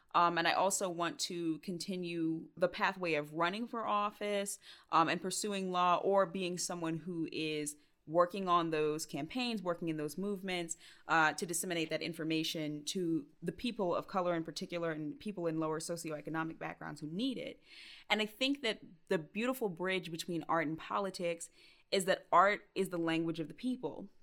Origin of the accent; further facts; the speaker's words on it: Stone Mountain, Georgia, United States; also born or lived in Clarkston, Georgia; I grew up in Stone Mountain, Georgia, but I always say I grew up on, like, the cusp of Stone Mountain and Clarkston, Georgia